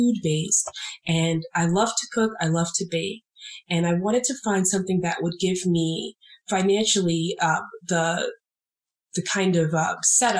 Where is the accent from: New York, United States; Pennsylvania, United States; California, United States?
New York, United States; I grew up in New York